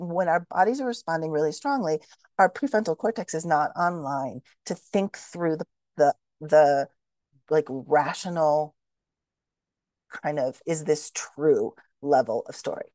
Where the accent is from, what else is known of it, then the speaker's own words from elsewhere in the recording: Shaker Heights, Ohio, United States; moved away; I grew up in Shaker Heights, Ohio, which is a suburb of Cleveland